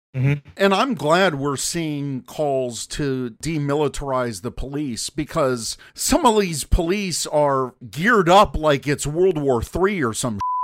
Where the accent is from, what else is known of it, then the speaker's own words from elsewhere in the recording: United States; now in Chicago, United States; as an American